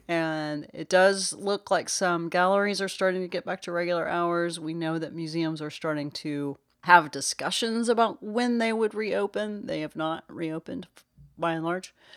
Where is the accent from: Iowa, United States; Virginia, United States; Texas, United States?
Texas, United States; Dallas; I am from Dallas